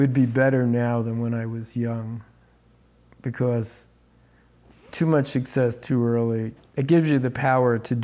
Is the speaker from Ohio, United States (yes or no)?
no; New Jersey, United States; moved away as an adult; also born or lived in New York City; when I moved out west, I grew up in New Jersey. My parents were in New Jersey